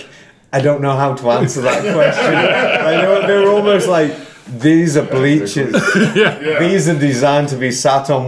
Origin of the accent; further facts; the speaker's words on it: Liverpool, North West England, United Kingdom; now in Cincinnati, United States; my hometown of Liverpool